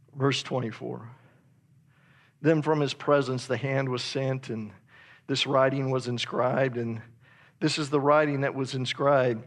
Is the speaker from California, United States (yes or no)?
no; Idaho, United States; I'm from Idaho